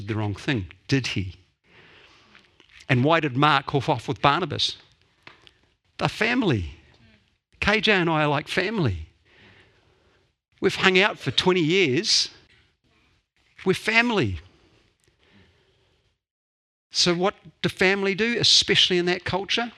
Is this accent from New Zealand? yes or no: yes; Dunedin, Otago, New Zealand; I grew up in Dunedin, the center of the universe, until I was 18